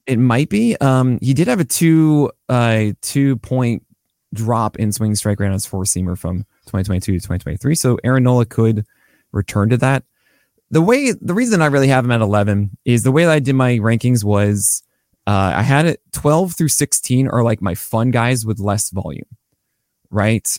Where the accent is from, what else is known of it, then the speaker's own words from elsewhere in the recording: New York, United States; I'm a New Yorker